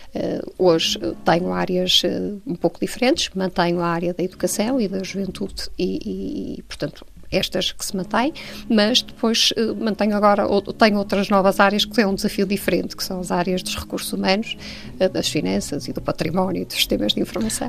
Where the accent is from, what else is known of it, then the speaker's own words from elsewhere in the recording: Porto, Norte, Portugal; nasci no Porto, uh, estudei no Porto, vivi e vivo no Porto